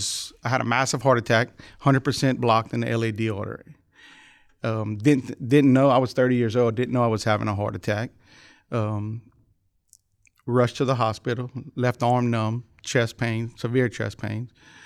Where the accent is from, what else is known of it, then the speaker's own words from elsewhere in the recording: Youngsville, Louisiana, United States; Lafayette, Youngsville, Louisiana.